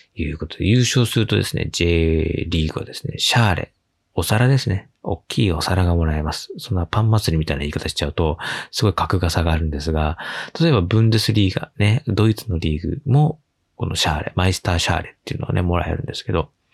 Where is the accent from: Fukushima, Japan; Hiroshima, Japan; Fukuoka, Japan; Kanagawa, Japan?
Kanagawa, Japan; Yokohama; 地元横浜のクラブである横浜 F マリノスのサポーター